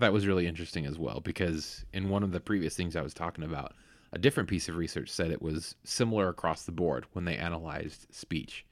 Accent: Bay Area, California, United States; moved away; I grew up in the Bay Area

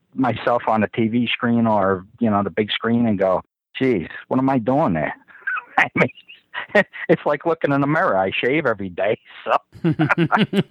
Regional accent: New York City, New York, United States; accent: Brooklyn; moved away as an adult; also born or lived in Dallas, Texas; it's not a Boston accent. I'm from Brooklyn

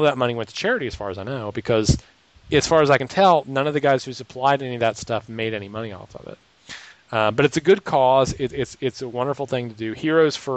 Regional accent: Raleigh, North Carolina, United States; Raleigh, North Carolina, which is my hometown where I live

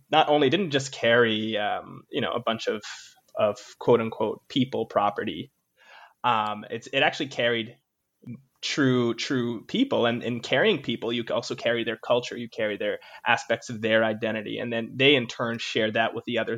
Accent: Jamaica; the reason why I understand Jamaican novels is only partly because you know I'm Jamaican.

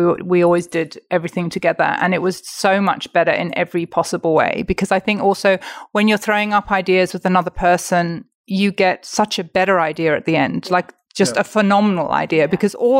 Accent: England, United Kingdom; So I am Catholic and Mark is Jewish. I'm from England.

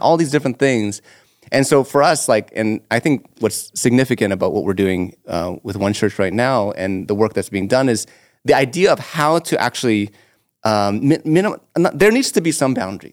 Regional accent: Toronto, Ontario, Canada; also born or lived in Etobicoke; I'm born and raised in North York

